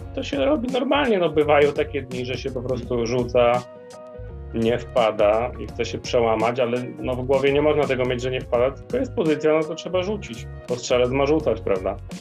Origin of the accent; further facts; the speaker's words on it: Przemyśl, Subcarpathian Voivodeship, Poland; now in Kraków, Poland; pochodzę z Podkarpacia, dokładnie z Przemyśla. No i dość długo tam w sumie byłem.